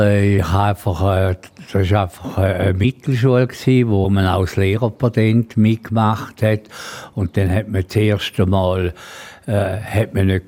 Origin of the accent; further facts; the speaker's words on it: St. Gallen, Switzerland; Dialekt nie verloren. Also in diesen ganzen 80 Jahren, wo ich bin, obwohl ich... Äh, mich sehr wohl da in Graubünden.